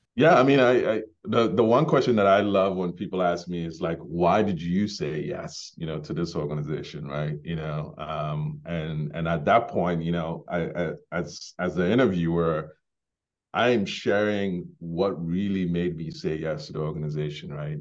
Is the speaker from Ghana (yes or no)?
yes; Ghana; also born or lived in Bronx, New York, United States; now in Maine, United States; I was born in Ghana, grew up in Ghana, um, before immigrating to the U S